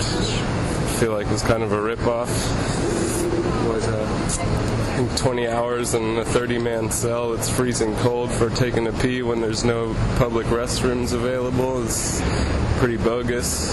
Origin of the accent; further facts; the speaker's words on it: San Francisco, California, United States; moved away; I'm from San Francisco